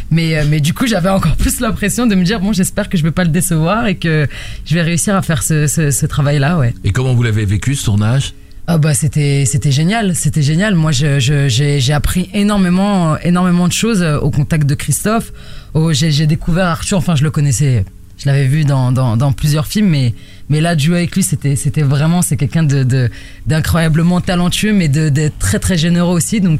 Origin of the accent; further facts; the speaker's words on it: La Courneuve, Île-de-France, France; je viens de la Cité des 4000